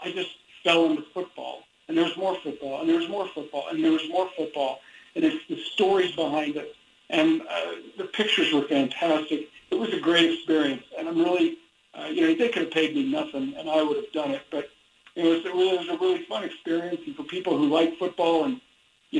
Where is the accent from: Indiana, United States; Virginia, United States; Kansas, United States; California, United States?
Indiana, United States; now in Dallas-Fort Worth, United States; I grew up in Indiana when basketball, specifically high school basketball, really ruled that state with an iron fist